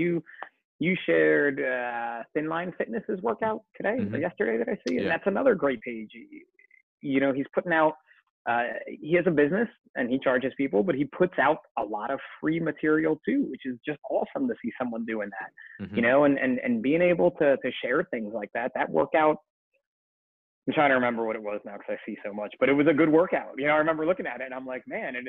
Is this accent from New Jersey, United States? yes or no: yes; New Jersey, United States; We're from New Jersey.